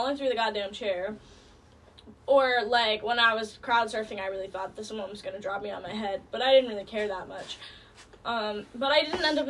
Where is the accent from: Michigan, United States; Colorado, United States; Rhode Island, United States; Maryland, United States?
Rhode Island, United States; Bristol; I'm from Bristol, Little Roadie.